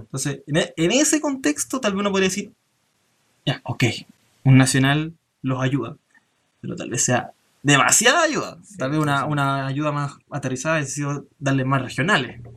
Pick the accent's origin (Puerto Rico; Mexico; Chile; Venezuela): Chile; hemos tratado de ir de, como comunidad chilena